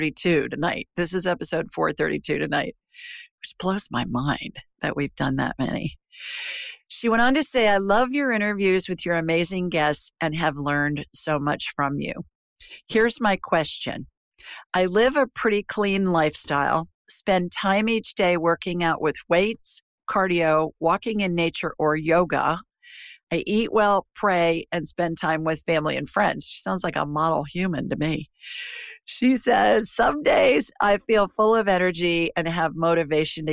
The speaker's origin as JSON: {"language": "English", "town": "Worthington", "region": "Ohio", "country": "United States", "tie": "born or raised there", "moved": "as an adult", "lives_now": "Alabama, United States", "said": "I grew up in Worthington, right next to Westerville, both suburbs of Columbus, Ohio."}